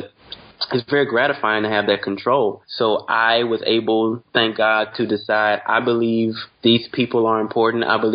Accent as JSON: {"language": "English", "region": "Louisiana", "country": "United States", "said": "I'm from Louisiana"}